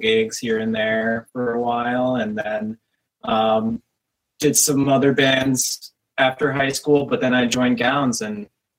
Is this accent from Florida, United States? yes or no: no; Minneapolis, Minnesota, United States; I grew up here in Minneapolis